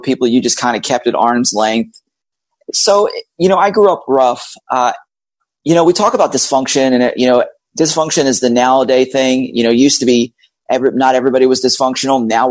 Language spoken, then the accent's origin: English; Philadelphia, Pennsylvania, United States; moved away as an adult; also born or lived in Georgia / Tennessee / Florida; now in Orlando, United States; I'm actually was born and raised in Philadelphia